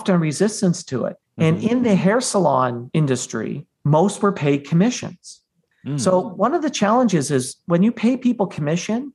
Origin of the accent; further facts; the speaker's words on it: Canada; I'm Canadian